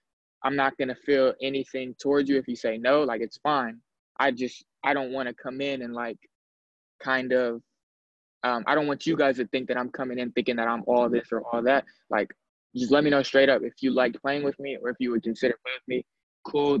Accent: Sacramento, California, United States; moved away; my hometown school, which is another Division I program

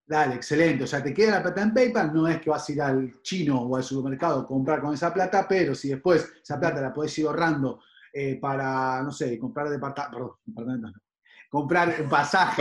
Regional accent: Buenos Aires, Argentina; nos conocen mucho como el porteño, los que viven dentro de la capital

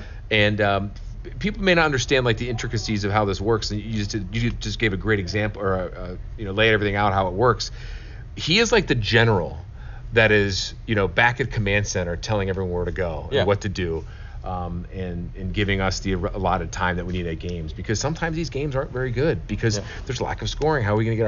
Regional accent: Cleveland, Ohio, United States; You're from Cleveland. I'm from Cleveland.

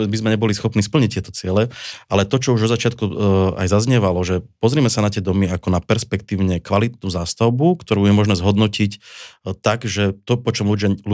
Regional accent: Orava, Žilina Region, Slovakia; moved away; also born or lived in Bratislava; Tak ja sám som rodak z Oravy.

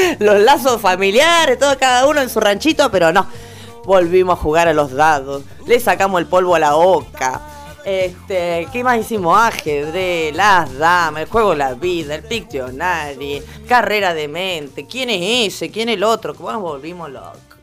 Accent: Caleta Olivia, Santa Cruz, Argentina; en Caleta, en mi pueblo

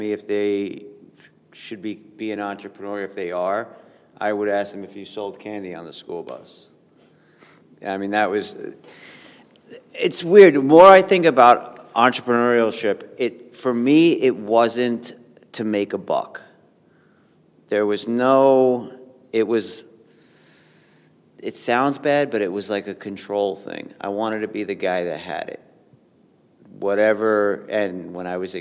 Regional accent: New York, United States; I grew up in New York

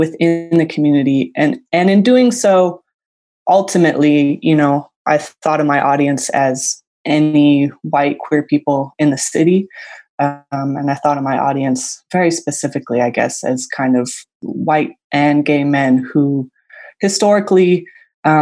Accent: San Francisco, California, United States; moved away as an adult; now in Long Beach, United States; I was born and raised in San Francisco

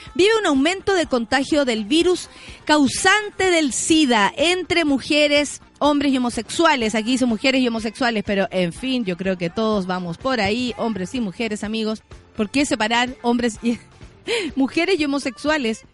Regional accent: Santiago, Santiago Metropolitan Region, Chile; somos de Santiago

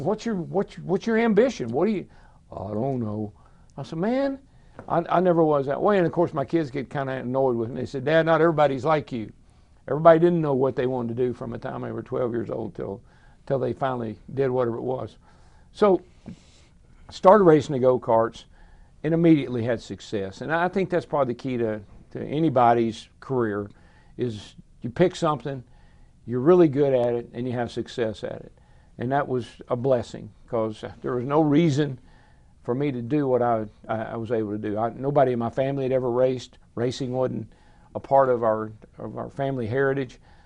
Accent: Owensboro, Kentucky, United States; moved away as an adult; now in Franklin, United States; I grew up in Owensboro, Kentucky.

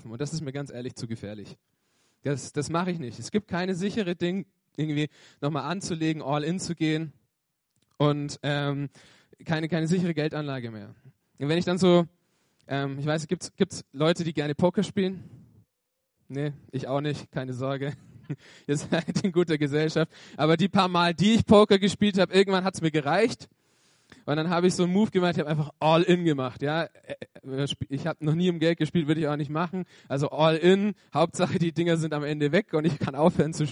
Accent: Bavaria, Germany; born there; ich bin gebürtiger Franke, also ich komme aus dem schönsten äh, Bundesland Deutschlands, Franken.

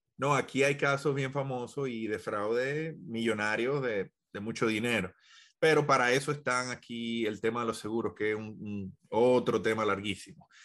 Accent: Dominican Republic; now in United States; yo soy dominicano

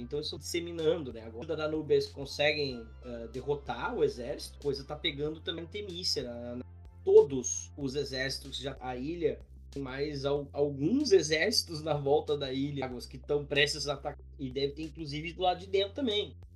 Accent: Gaúcho, Rio Grande do Sul, Brazil; accent: gauchês; A gente é gaúcho

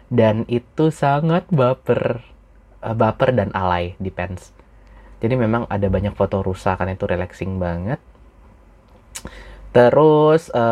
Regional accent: Padang, West Sumatra, Indonesia; since gue orang Padang juga

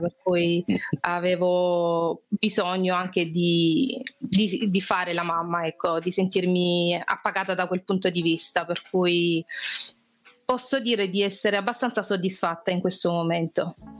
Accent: Brindisi, Apulia, Italy; accent: Apulian; moved away as an adult; also born or lived in London / Modena / Loreto / Gibraltar; now in Spain; io vengo da Brindisi, quindi come alcuni ospiti che avete avuto sono pugliese, si sente anche dal mio accento

